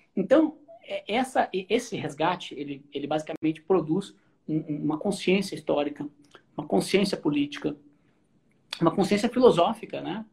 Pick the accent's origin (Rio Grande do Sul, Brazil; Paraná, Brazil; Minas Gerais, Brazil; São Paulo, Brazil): Rio Grande do Sul, Brazil; Porto Alegre; no Rio Grande do Sul, sou, a gente é de Porto Alegre